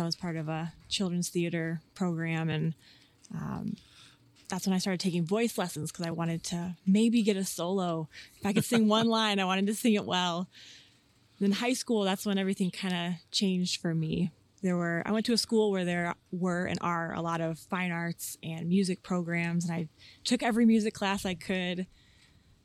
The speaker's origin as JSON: {"language": "English", "town": "West Chicago", "region": "Illinois", "country": "United States", "tie": "born or raised there", "moved": "yes", "lives_now": "Washington, United States", "said": "I grew up in West Chicago"}